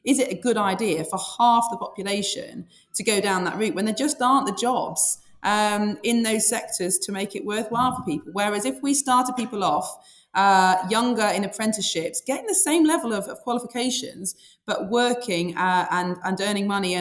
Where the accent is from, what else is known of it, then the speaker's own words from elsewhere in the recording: Sheffield, Yorkshire and the Humber, United Kingdom; I've born and bred in Sheffield and lived there all my life